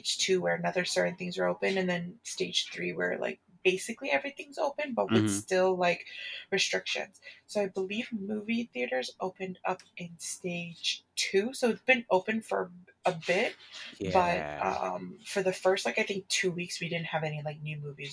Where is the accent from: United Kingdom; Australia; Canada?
Canada; Ontario; also born or lived in Atlanta, Georgia; I'm from Ontario, Canada. I live in Toronto.